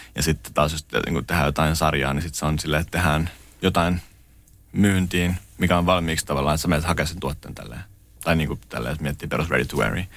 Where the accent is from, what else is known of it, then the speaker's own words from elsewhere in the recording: Lahti, Päijänne Tavastia, Finland; mä oon alun perin Lahdesta kotoisin ja tavallaan mä oon käynyt lukio Kannaksen, Kannaksen lukion